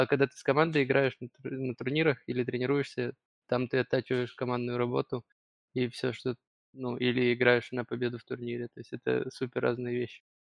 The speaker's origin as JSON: {"language": "Russian", "region": "Kyiv", "country": "Ukraine", "said": "я один из Киева"}